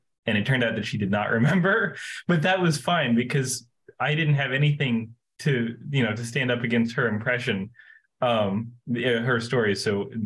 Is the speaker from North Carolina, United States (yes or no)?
yes; Asheville, North Carolina, United States; I am from North Carolina originally in the U.S. It's in the Southeast, and I'm from Asheville